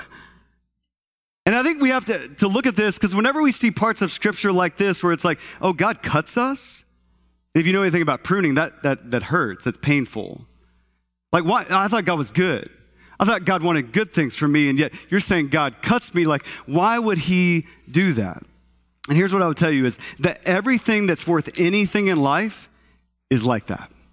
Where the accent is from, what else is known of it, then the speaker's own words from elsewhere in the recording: Texas, United States; moved away; I'm from Texas, and, uh, grew up as a kid in Texas